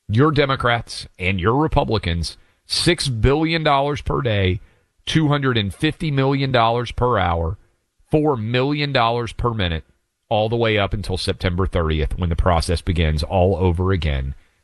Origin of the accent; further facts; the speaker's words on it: Tennessee, United States; here in my home state of Tennessee